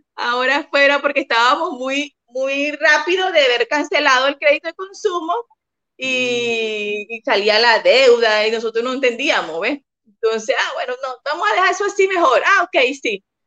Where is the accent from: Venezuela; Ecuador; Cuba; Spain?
Venezuela; moved away as an adult; now in Santiago, Chile; soy venezolana, tenemos ya cinco años en Chile